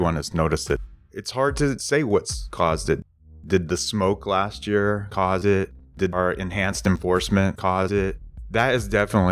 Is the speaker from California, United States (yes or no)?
no; Kentucky and Northern Virginia, United States; now in Oregon, United States; I grew up in the East, Kentucky, and Northern Virginia, right outside of Washington, D.C.